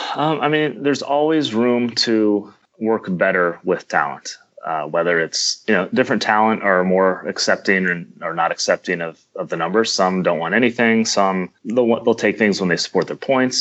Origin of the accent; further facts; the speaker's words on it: Kansas City, United States; I'm from the Kansas City area